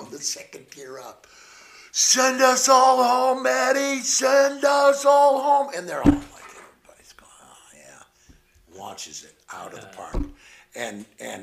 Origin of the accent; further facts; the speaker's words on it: Cape Girardeau, Missouri, United States; now in California, United States; I'm originally from Missouri, from Southeast Missouri, Cape Girardeau